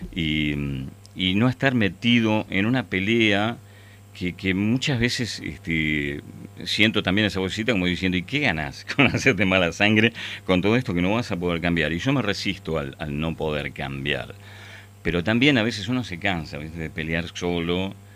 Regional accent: Ramos Mejía, Buenos Aires Province, Argentina; yo vivía, nací en Capital, pero viví toda mi vida en Ramos Mejía

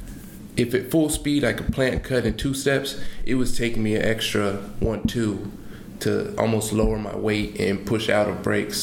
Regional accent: Seattle, Washington, United States; I'm from Seattle

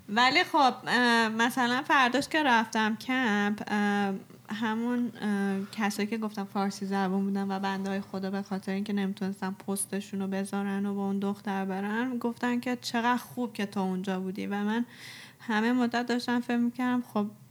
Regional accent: Iran; ما ایرانیم

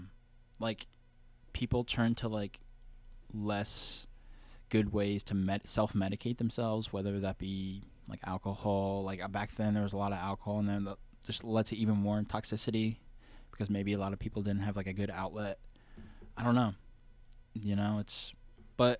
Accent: New Jersey, United States; moved away; also born or lived in California; she moved to New Jersey and had me

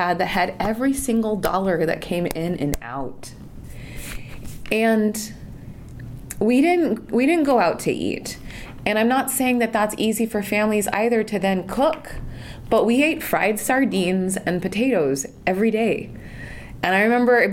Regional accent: San Jose, California, United States; I grew up in Silicon Valley, I grew up in San Jose

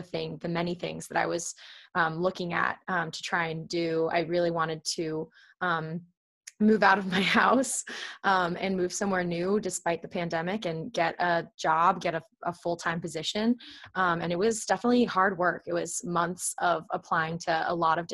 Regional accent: Alexandria, Virginia, United States; moved away as an adult; now in Cape Cod, United States; I grew up in Alexandria, Virginia

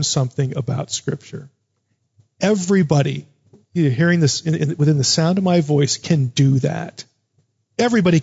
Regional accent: United States; Growing up in America.

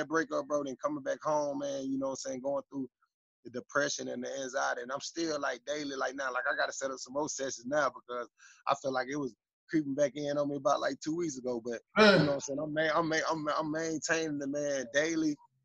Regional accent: Fort Wayne, Indiana, United States; moved away as an adult; also born or lived in Atlanta, Georgia; Going to Rod Woodson football camps as a kid in Fort Wayne, Indiana

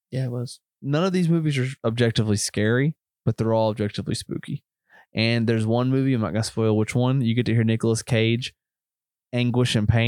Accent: United States; accent: Marshall County; It's just that Marshall County coming out of you.

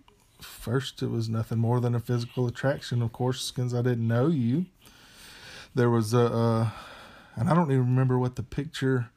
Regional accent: Pascagoula, Mississippi, United States; moved away as an adult; also born or lived in Arkansas / Kentucky; I grew up in Pascagoula, Mississippi, on the Mississippi Gulf Coast. Lived there all my life until I went off to college

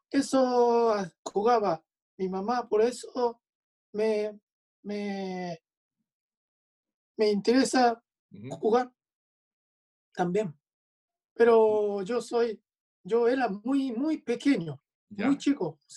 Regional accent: Hyogo, Japan; Spanish is a second language; yo soy de Hyogo, al lado de Osaka, oeste de Japón.

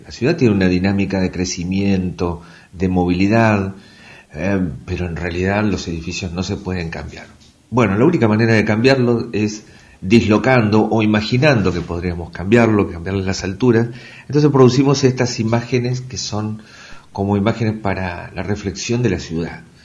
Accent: Tandil, Buenos Aires Province, Argentina; also born or lived in Mar del Plata; now in Comodoro Rivadavia, Argentina; Yo nací en Tandil, así que este siempre íbamos a veranear a, Mar del Plata y después estudié en Mar del Plata

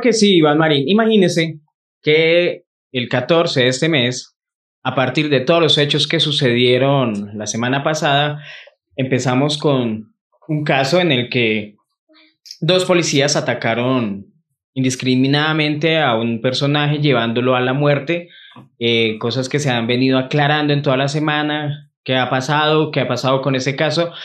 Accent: Bogotá, Colombia; donde yo vivía, que crecí obviamente en Santa Librada, más arriba, eran potreros, antes de que hubieran todos esos barrios, Alfonso López

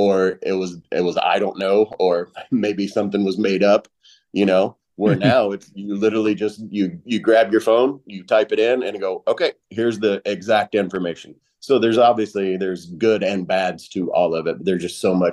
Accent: Kentucky, United States; moved away as an adult; growing up in Kentucky, for one, I grew up in a dry county

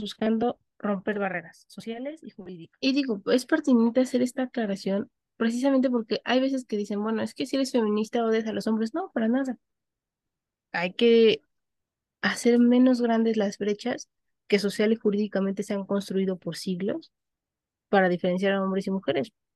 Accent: Mexico; se nos reconoce como ciudadanos mexicanos al momento que cumplimos los 18 años

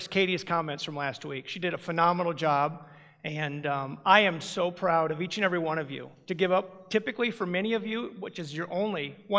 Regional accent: Ames, Iowa, United States; I grew up in Ames.

